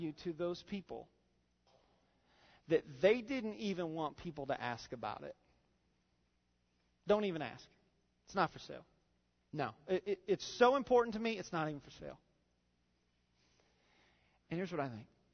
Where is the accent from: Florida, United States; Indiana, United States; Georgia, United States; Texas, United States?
Indiana, United States; moved away; I grew up in Indiana